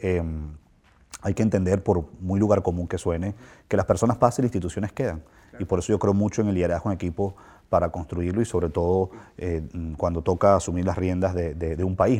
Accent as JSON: {"language": "Spanish", "country": "Venezuela", "said": "como venezolano"}